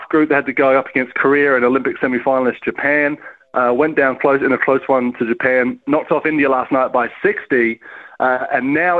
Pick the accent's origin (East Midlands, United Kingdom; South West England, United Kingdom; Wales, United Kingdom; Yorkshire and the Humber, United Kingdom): Wales, United Kingdom; now in New Zealand; I grew up in Wales, you know, with a Welsh father